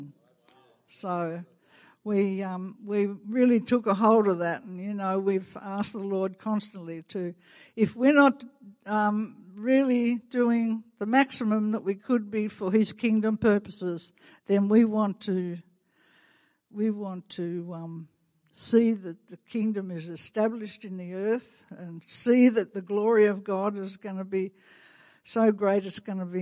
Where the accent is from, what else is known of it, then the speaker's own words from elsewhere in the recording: Australia; accent: Australian; my Canadian accent, not my Australian accent